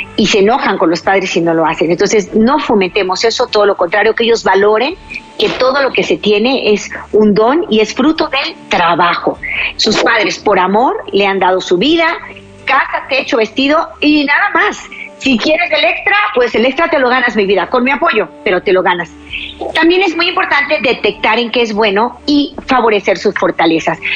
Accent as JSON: {"language": "Spanish", "country": "Mexico", "said": "en mi país, México"}